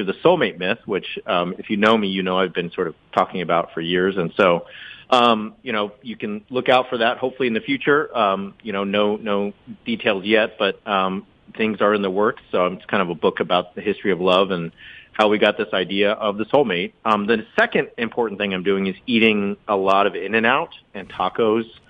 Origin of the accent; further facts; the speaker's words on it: California, United States; moved away; California, my home state